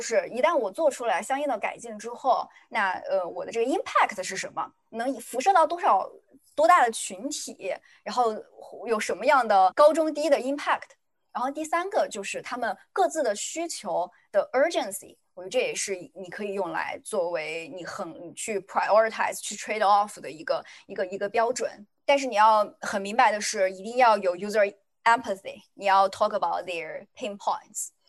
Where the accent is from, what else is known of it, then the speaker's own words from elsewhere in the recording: China; 作为一个中国人